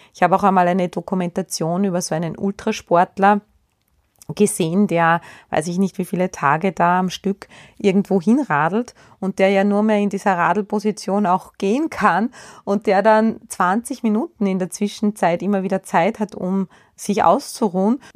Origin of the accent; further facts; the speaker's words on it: Austria; bei uns in Österreich